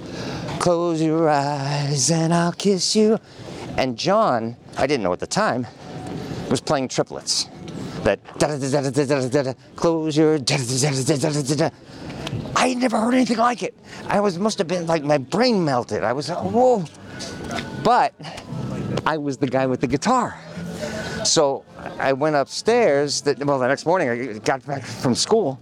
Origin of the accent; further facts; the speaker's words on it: New York City, New York, United States; I was born in New York City